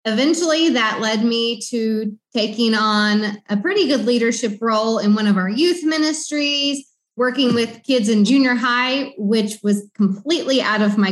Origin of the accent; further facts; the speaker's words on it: Southern Illinois, United States; moved away as an adult; now in Honduras; I am from Southern Illinois